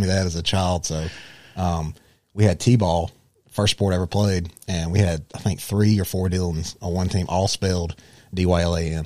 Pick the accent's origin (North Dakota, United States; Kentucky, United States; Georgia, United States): Georgia, United States; Rome; I was born and raised here in Rome